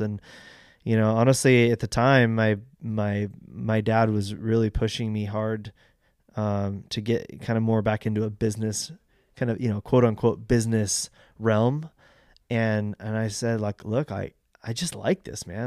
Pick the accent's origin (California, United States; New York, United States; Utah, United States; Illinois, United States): California, United States; Fallbrook; I grew up in Fallbrook.